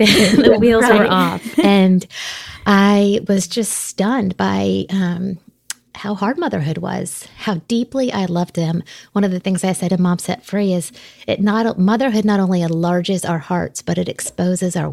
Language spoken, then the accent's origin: English; South Florida, United States; now in Connecticut, United States; I was raised in South Florida as a preacher's kid